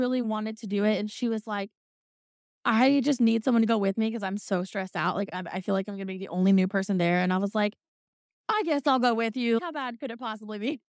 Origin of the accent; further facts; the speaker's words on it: Indiana, United States; I'm from Indiana, the land of the corn